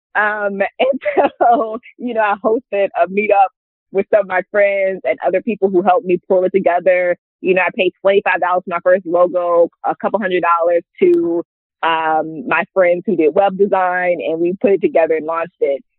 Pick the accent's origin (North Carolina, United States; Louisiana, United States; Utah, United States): Louisiana, United States; Hammond; also born or lived in New Orleans, Louisiana; born and raised in Louisiana. Um, I'm from a smaller city called Hammond, Louisiana.